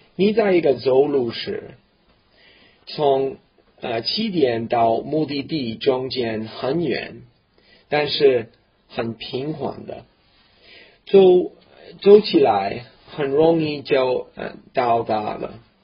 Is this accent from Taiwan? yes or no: no; Canada; Chinese is a second language; 我是一个普通的加拿大人，我在一个小农村出生长大的。那地， 那地方很冷，比哈尔滨还冷，很孤立的一个小北方的那小村庄